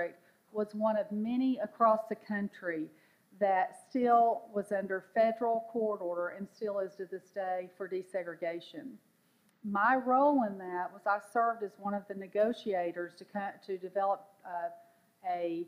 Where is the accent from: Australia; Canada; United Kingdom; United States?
United States; the South; I'm from the South